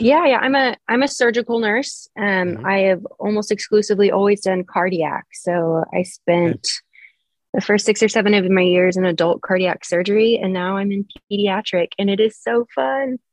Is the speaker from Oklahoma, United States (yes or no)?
yes; Oklahoma City, Oklahoma, United States; I'm from here. Oklahoma City is where I've been raised. I've spent my whole life here